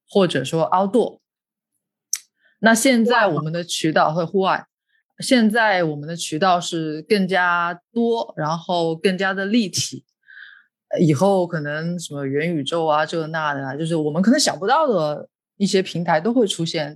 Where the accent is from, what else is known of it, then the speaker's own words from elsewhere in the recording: Hubei, China; also born or lived in Beijing; now in Hong Kong; 我也是南方人，我是，我是，我是湖北人